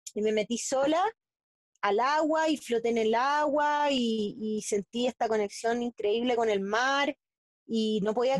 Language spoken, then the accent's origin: Spanish; Santiago, Santiago Metropolitan Region, Chile; also born or lived in a small beach town in Chile; nací en Santiago de Chile, en la capital